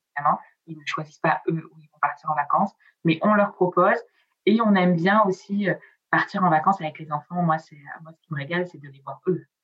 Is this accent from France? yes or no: yes; Provence-Alpes-Côte d'Azur, France; first language Italian; French is a second language; also born or lived in Piedmont, Italy; moi je viens de la Côte d'Azur